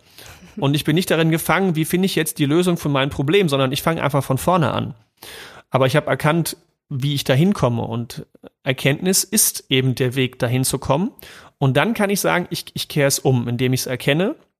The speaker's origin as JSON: {"language": "German", "region": "East Germany", "country": "Germany", "tie": "born or raised there", "said": "ich bin ja im Osten geboren"}